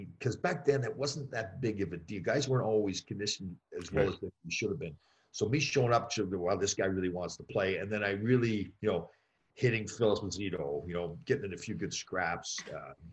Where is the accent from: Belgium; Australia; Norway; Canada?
Canada; right outside of Toronto, Ontario; I grew up right outside of Toronto